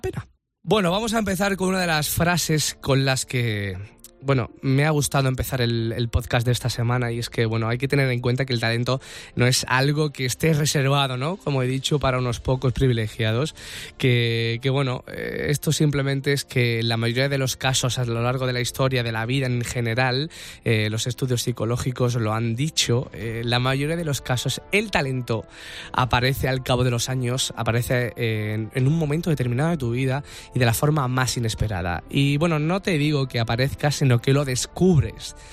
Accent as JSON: {"language": "Spanish", "region": "Andalusia", "country": "Spain", "said": "yo soy andaluz"}